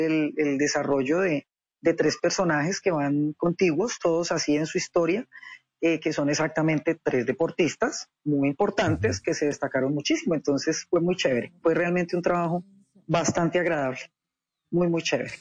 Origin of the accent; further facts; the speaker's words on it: Cali, Valle del Cauca, Colombia; ser caleña, porque yo soy caleña.